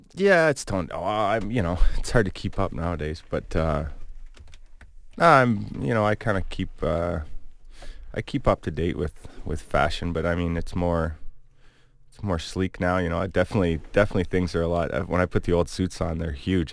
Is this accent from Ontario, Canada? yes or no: yes; Cayuga, Ontario, Canada; also born or lived in Hamilton, Ontario / Sault Ste. Marie, Ontario; I'm from Cayuga, but then, you know, a lot of my family was in Hamilton, so I'd stay the summers there